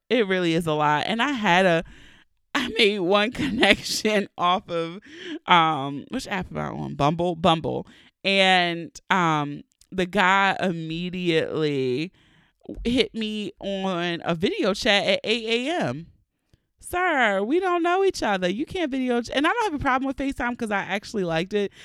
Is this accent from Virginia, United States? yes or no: no; Baltimore, Maryland, United States; accent: Baltimore; my true Baltimore accent